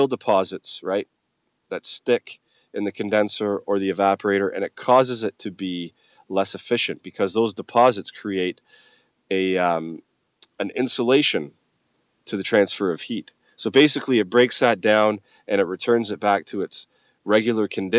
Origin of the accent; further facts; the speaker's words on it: Scotland, United Kingdom; moved away; I'm originally from Scotland